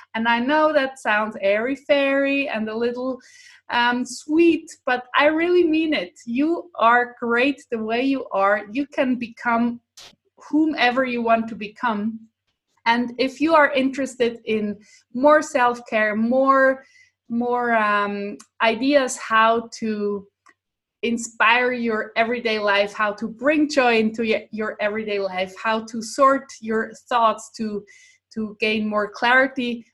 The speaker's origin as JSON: {"language": "English", "country": "Switzerland", "first_language": "Swiss German", "second_language": "English", "said": "swiss german because that's my mother tongue that's my language i live in switzerland"}